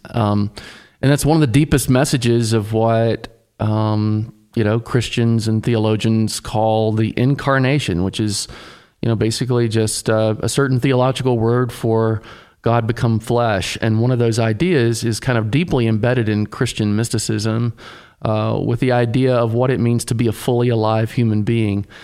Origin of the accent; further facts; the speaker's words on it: Tennessee, United States; I grew up in Tennessee, sort of, I'd say a son of the South